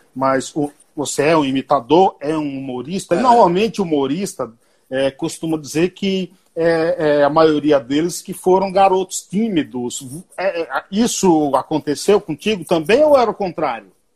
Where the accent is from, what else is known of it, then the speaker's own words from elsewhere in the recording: Bahia, Brazil; eu também sou baiano, também sou nordestino, sou baiano